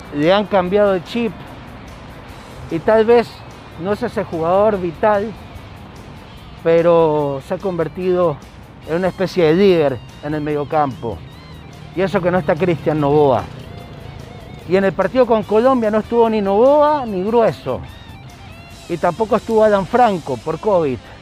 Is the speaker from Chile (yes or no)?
yes; Chile; now in Ecuador; yo soy chileno, sí, soy chileno, pero vivo años aquí en el Ecuador y el periodismo lo hago acá